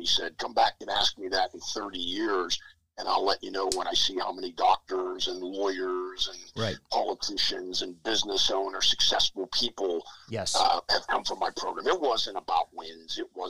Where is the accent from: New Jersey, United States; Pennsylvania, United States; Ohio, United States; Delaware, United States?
Pennsylvania, United States; Penn Hills; my hometown, Penn Hills, and outside of Pittsburgh